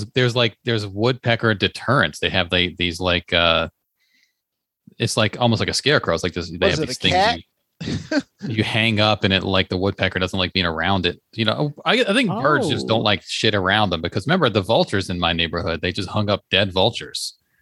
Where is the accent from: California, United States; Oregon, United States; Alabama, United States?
California, United States; I'm from Cali with southern roots.